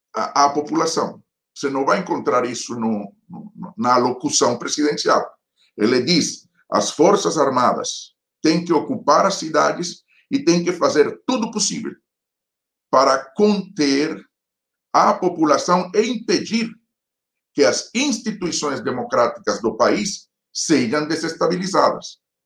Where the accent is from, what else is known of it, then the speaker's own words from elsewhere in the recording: Colombia; Portuguese is a second language; para nós colombianos